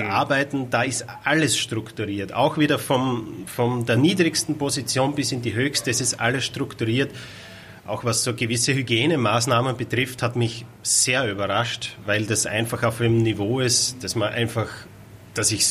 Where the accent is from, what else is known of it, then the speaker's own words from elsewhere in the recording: Styria, Austria; ich komme aus Österreich, aus der Steiermark. Äh, der Weg von der Steiermark nach Hamburg bin ich selbst mit dem Auto gefahren.